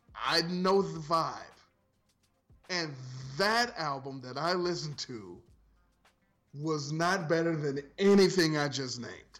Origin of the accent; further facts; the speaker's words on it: Ohio, United States; From Ohio